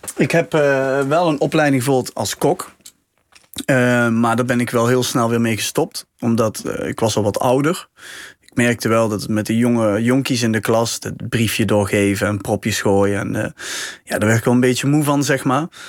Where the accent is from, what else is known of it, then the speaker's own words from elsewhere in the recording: Helmond, North Brabant, Netherlands; bij ons in Helmond